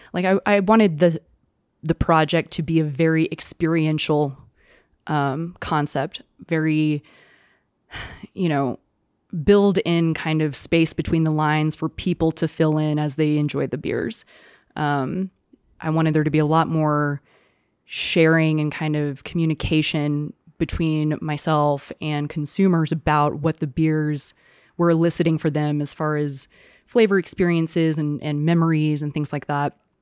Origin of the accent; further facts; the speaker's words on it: Houston, Texas, United States; now in Santa Fe, United States; growing up in Houston